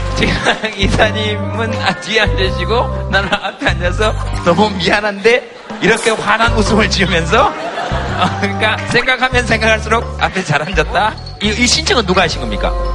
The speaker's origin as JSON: {"language": "Korean", "region": "Gyeongsang", "country": "South Korea", "said": "경상도 남자가"}